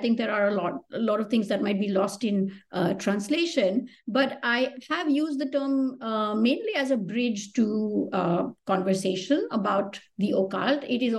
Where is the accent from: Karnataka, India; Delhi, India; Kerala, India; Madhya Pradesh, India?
Delhi, India; I grew up in a part of Delhi where there actually were a lot of, like, not even well-preserved ruins.